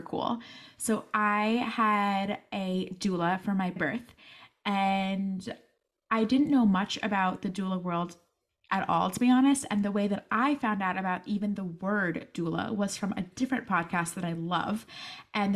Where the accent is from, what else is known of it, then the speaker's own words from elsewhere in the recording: Allentown, Pennsylvania, United States; I'm from Allentown, PA